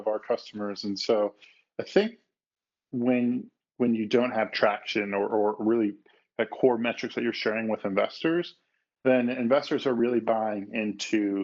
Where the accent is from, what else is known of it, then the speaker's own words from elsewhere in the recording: Chicago, Illinois, United States; moved away as an adult; also born or lived in San Francisco; I grew up in the Midwest, so I grew up in Chicago